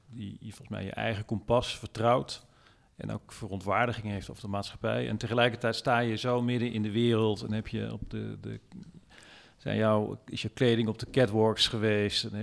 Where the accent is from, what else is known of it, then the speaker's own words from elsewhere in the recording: Limburg, Netherlands; Ik heb mijn kinderen, ik ben zelf een Limburger ook.